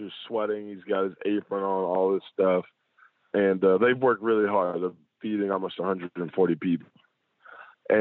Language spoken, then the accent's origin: English; United States; my hometown, Shelby County